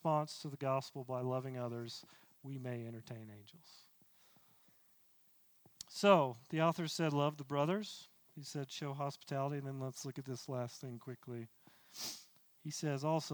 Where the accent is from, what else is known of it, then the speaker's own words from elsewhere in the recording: the South, United States; I grew up in the South